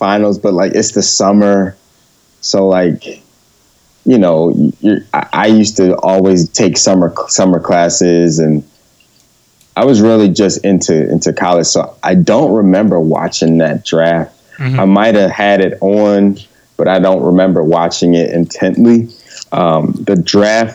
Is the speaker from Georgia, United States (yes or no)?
no; Philadelphia, Pennsylvania, United States; growing up in Philly.